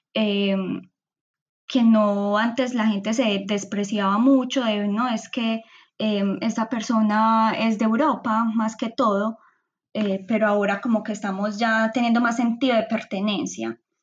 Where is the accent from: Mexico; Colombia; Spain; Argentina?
Colombia; Medellín, Antioquia; now in Netherlands; yo soy de Medellín, una ciudad que queda en el centro del país pero aún así, a pesar de que me siento muy identificada con mi cultura paisa